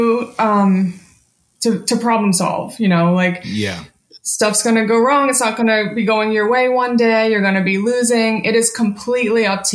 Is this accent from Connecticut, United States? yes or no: no; Abington, Pennsylvania, United States; I grew up in Philly, suburbs of Philly, just kind of like 20 minutes north of the city, called Abington.